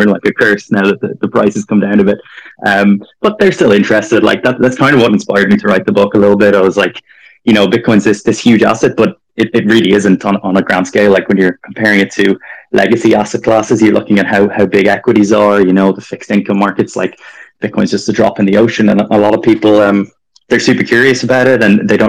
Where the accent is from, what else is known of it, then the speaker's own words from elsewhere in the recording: Dublin, Leinster, Ireland; moved away as an adult; I grew up in Dublin